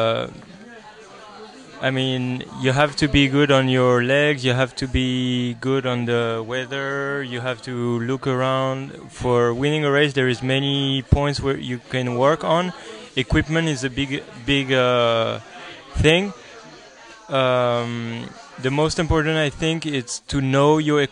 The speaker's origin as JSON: {"language": "English", "country": "France", "said": "from France"}